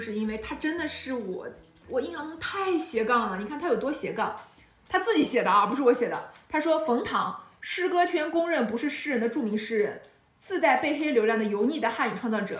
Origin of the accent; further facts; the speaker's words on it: Qingdao, Shandong, China; 我是青岛人，所以我妈是山东山东大妈